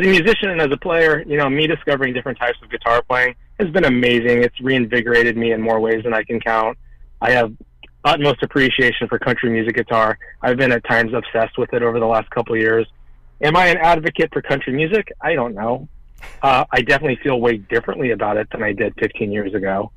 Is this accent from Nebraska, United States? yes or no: yes; Omaha, Nebraska, United States; we grew up in Omaha